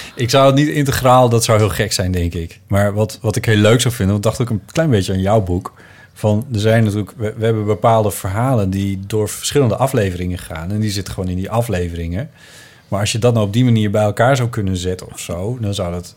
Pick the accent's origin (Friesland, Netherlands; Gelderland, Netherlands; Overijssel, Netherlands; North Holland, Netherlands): Friesland, Netherlands; moved away; mijn jeugd in Friesland